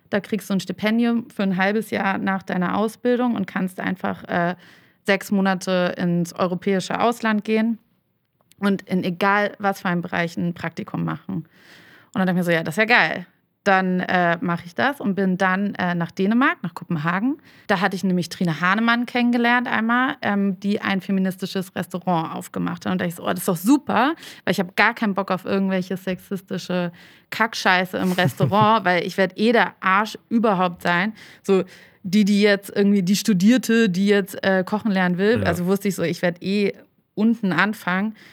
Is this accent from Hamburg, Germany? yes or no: yes; Hamburg, Germany; moved away as an adult; also born or lived in Berlin; ich bin ja Hamburgerin, bin dann aber nach dem Abi, war ich dann erstmal reisen und bin dann äh, nach Berlin, um da zu studieren.